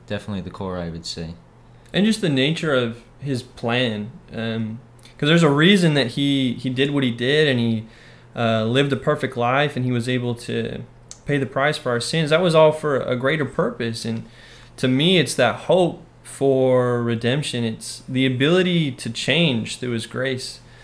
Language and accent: English; Orem, Utah, United States; moved away as an adult; now in Texas, United States; I'm from Orem, Utah originally and uh, born and raised